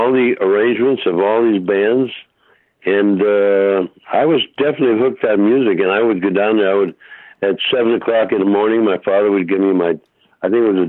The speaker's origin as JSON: {"language": "English", "town": "Hartford", "region": "Connecticut", "country": "United States", "tie": "born or raised there", "also_born_or_lived": "Holyoke, Massachusetts", "moved": "yes", "lives_now": "Los Angeles, United States", "said": "as I grew up in Hartford, and I was in high school."}